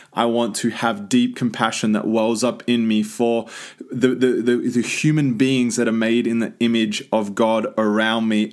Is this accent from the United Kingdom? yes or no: no; Australia; now in United States; as the Aussie just living in the country